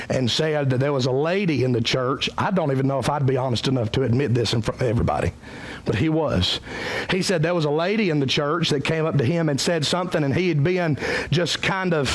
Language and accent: English; Cowpens, South Carolina, United States; I'm from Cowpens.